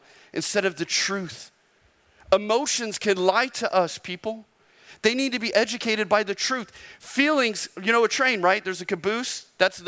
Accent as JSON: {"language": "English", "region": "Arizona", "country": "United States", "said": "I'm from Arizona"}